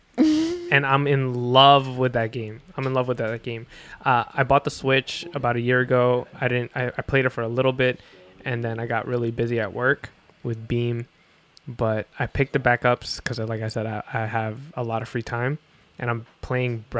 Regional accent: New Jersey, United States; moved away as an adult; now in New York City, United States; I'm originally from Jersey

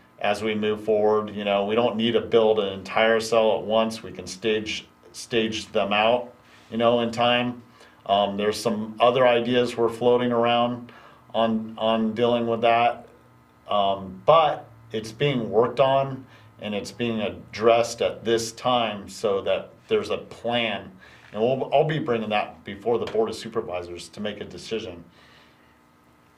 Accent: Mokelumne Hill, California, United States; I grew up in Calaveras County, and that's been there since I was a child

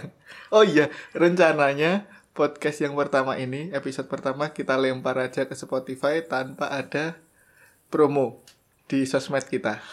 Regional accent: Java, Indonesia; kita berdua dari Jawa.

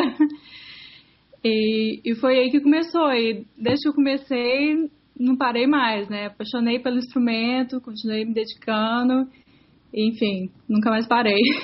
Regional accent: Belo Horizonte, Minas Gerais, Brazil; moved away as an adult; also born or lived in Los Angeles / Mexico; now in New York, United States; eu sou de BH, eu, eu vim para os Estados Unidos para estudar música.

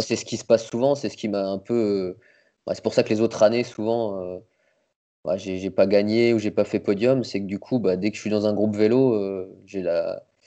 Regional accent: Nancy, Grand Est, France; also born or lived in Metz; je suis né à Nancy, mais j'habitais la banlieue à côté, j'habitais à Froire

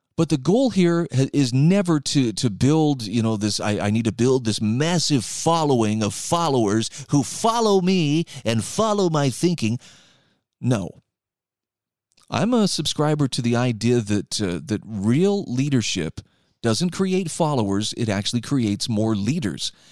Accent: Utah, United States; here in my home state of Utah

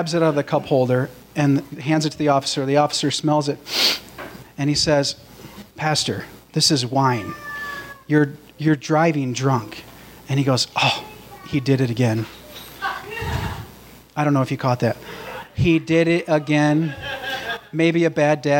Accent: Traverse City, Michigan, United States; I hail from Traverse City, Michigan

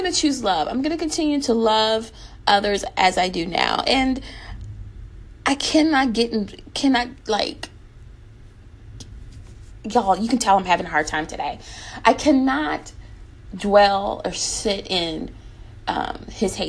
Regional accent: United States

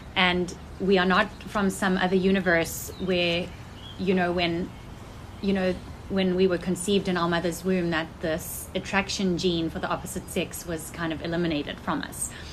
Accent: South Africa; moved away as an adult; now in United States; I was born in South Africa and I lived there till I was 19 years old. And then I came to the United States

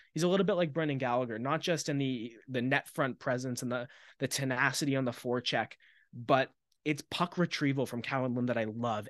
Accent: Maple Ridge, British Columbia, Canada; I'm from Maple Ridge.

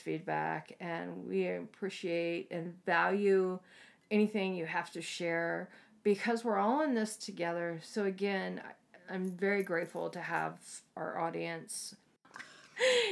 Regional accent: East Coast, United States; moved away; Where I grew up at on the East Coast

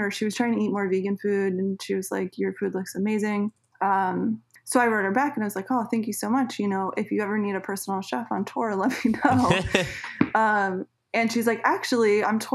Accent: Suffern, New York, United States; moved away as an adult; now in Los Angeles, United States; I ended up moving back home. I'm originally from Suffern, New York, so it's like 40 minutes outside of New York City

